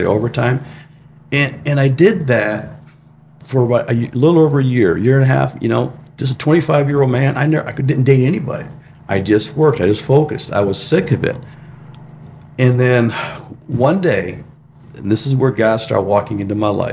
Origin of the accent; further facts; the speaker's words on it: Michigan, United States; I grew up in a small town in Michigan